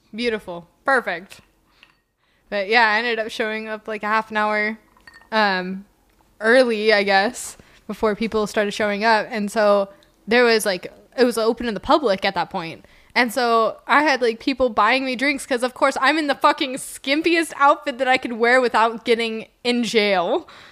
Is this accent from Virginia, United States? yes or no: no; Reno, Nevada, United States; moved away as an adult; also born or lived in Terrebonne, Oregon; now in Oregon, United States; I grew up in Reno